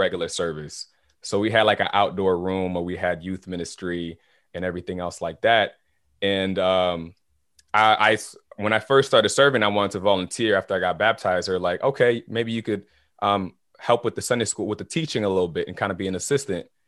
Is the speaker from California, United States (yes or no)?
no; Naples, Florida, United States; also born or lived in Haiti; I'm from, originally from Kennesaw, Haiti. So, I'm from the islands